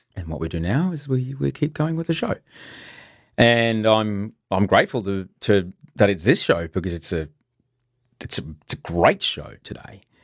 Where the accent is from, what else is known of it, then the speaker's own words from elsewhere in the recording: Brisbane, Queensland, Australia; now in Sydney, Australia; I grew up in well, most of it in Brisbane